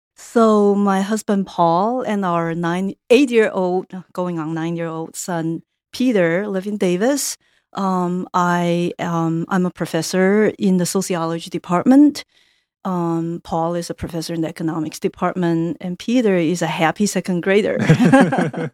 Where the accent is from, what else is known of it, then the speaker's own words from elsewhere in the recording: Taiwan; moved away as an adult; now in United States; I grew up in Taiwan